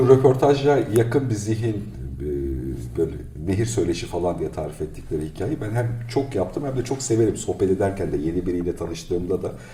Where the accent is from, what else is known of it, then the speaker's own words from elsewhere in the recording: Black Sea Region, Turkey; Ben Karadeniz çocuğuyum işte ya 5 yaşından itibaren.